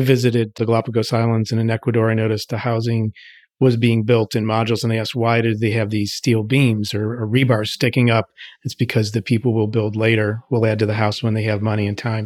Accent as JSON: {"language": "English", "town": "Pittsburgh", "region": "Pennsylvania", "country": "United States", "tie": "born or raised there", "moved": "yes", "said": "I'm happy to be in Pittsburgh, my hometown"}